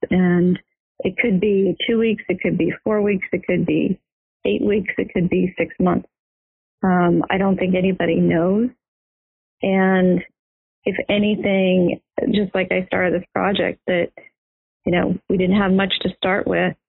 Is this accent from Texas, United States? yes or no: yes; Houston, Texas, United States; moved away; I grew up in Houston, Texas.